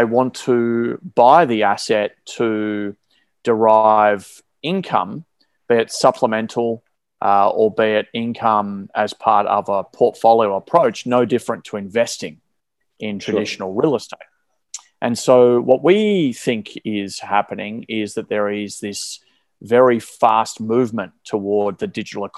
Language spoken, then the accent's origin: English; Melbourne, Victoria, Australia; I was born and raised in Melbourne here in Australia